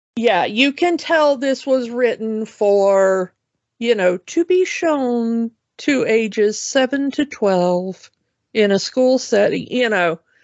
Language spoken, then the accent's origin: English; the South, United States; growing up in the South